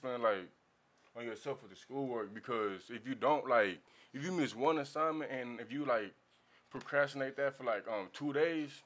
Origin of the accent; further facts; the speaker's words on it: Houston, Texas, United States; growing up on the East Side